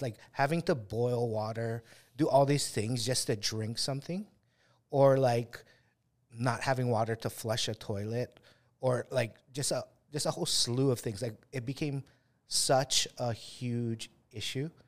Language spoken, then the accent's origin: English; Kauai, Hawaii, United States; we come from Kauai